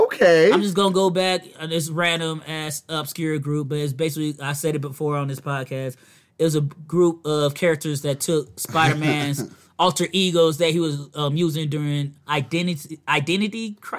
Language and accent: English; Virginia, United States; From where I'm from, we don't have these washing machines.